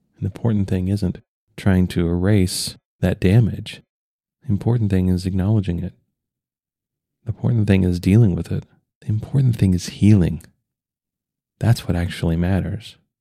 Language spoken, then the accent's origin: English; United States